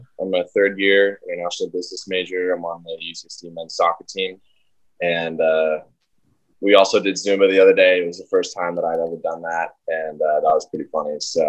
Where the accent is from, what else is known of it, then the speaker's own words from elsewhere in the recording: Sacramento, California, United States; moved away as an adult; now in San Diego, United States; I'm from the Sacramento area